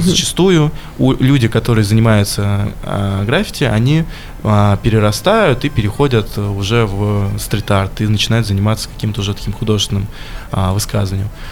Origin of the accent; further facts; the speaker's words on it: Michurinsk, Tambov Oblast, Russia; now in Voronezh, Russia; я сам не воронежский, я приехал сюда в 2014 году, вот сам я родом из Мичуринска